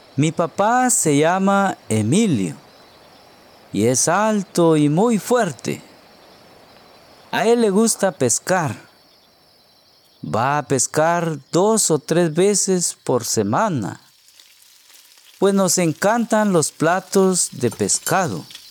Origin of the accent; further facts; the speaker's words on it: Guatemala; soy de Guatemala un hermoso país centroamericano al sur de México